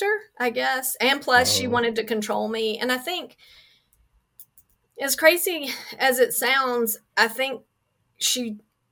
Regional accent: near Houston, Texas, United States; I was born near Houston

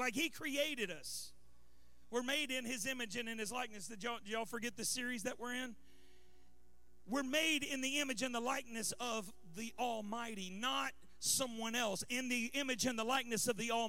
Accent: Baton Rouge, Louisiana, United States; moved away; also born or lived in California; I moved here from California, but I grew up in Baton Rouge, and we lived through a few hurricanes growing up

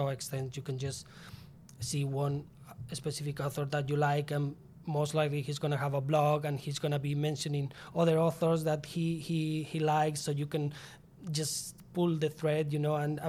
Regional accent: Spain; English is a second language; moved away as an adult; back in my home country, Spain.

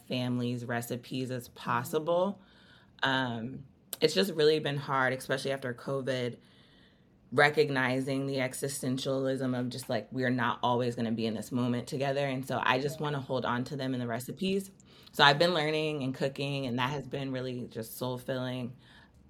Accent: New Jersey, United States; I grew up in South Jersey near the ocean

